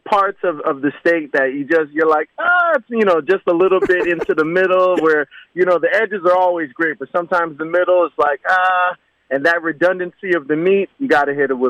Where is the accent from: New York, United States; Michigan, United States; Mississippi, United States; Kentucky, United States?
New York, United States; New York City; now in West Palm Beach, United States; I'm from Brooklyn, too.